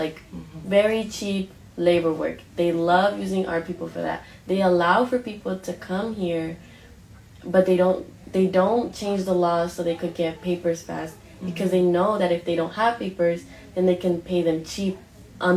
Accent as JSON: {"language": "English", "town": "Oakland", "region": "California", "country": "United States", "tie": "born or raised there", "said": "I grew up, born and raised in Oakland"}